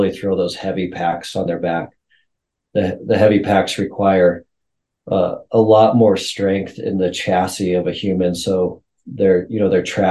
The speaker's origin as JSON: {"language": "English", "region": "Montana", "country": "United States", "tie": "born or raised there", "said": "So I'm a Montana kid. I was born and raised in Montana"}